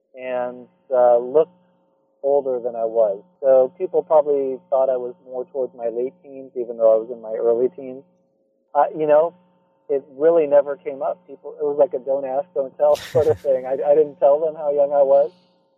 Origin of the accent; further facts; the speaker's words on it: Santa Cruz, California, United States; In fact, I mentioned that I grew up in Santa Cruz primarily, which is known for a hippie culture.